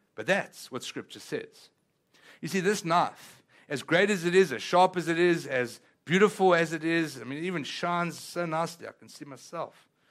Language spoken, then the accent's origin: English; South Africa; first language Italian; English is a second language; now in Texas, United States; I come from a place called South Africa. But that being said, even though I was born in South Africa